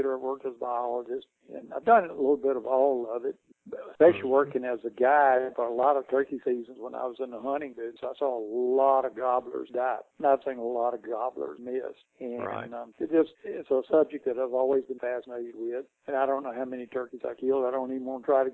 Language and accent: English; North Alabama, United States; Where I grew up here in North Alabama, all my family were turkey hunters